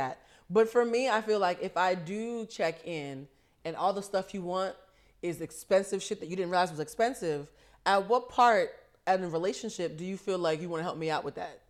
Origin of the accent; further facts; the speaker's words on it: East Coast, United States; we're both from the East Coast